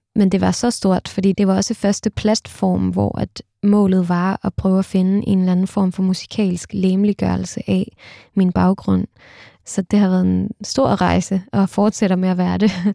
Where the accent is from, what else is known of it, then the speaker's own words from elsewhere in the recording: Denmark; also born or lived in Istanbul, Turkey; her hjemme i Danmark